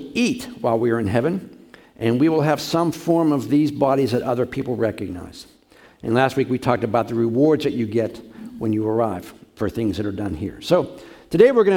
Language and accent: English; Pittsburgh, Pennsylvania, United States; I'm from Pittsburgh